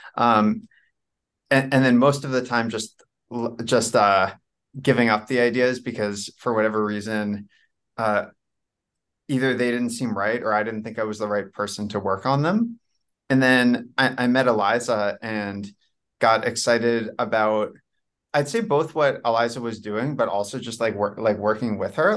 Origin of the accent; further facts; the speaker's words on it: New Jersey, United States; moved away as an adult; also born or lived in New York / Washington, D.C. area / China; I was born in New York. I'm, I grew up, I'm really from New Jersey. I grew up in New Jersey